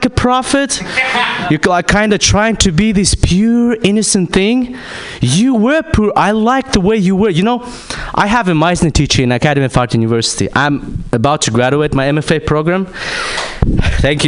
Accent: Kazakhstan; I'm from Kazakhstan

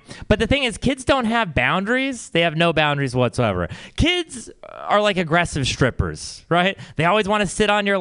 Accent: Texas, United States; now in San Francisco, United States; I come from Texas, and I've always been, you know, it's a conservative place

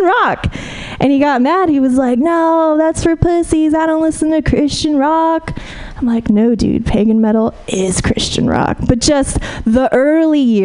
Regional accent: Fresno, California, United States; moved away; I'm from the Central Valley originally.

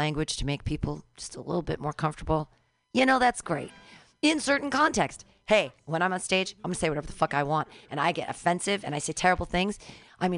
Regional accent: California, United States; I'm from California

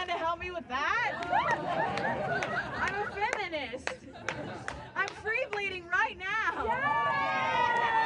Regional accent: Ohio, United States; now in San Francisco, United States; I grew up with lesbian parents in Ohio

